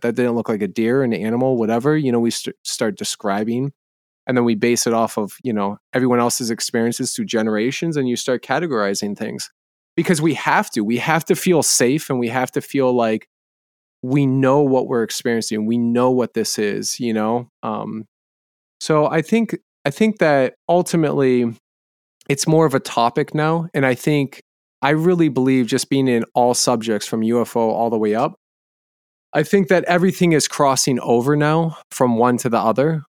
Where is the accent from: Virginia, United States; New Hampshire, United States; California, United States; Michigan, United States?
New Hampshire, United States; I was in New Hampshire, I grew up in New England